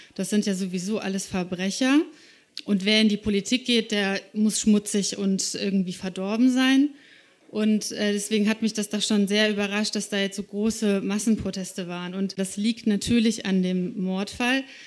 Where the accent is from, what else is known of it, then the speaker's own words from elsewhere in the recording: Slovakia; moved away; Ich bin selber gebürtige Slowakin, also ich bin in dem Land geboren